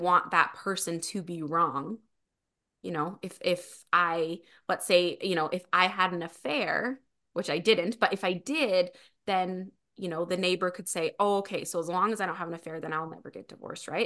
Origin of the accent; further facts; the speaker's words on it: Springville, Utah, United States; now in Spanish Fork, United States; I am originally from Springville, Utah. I live in Spanish Fork, Utah now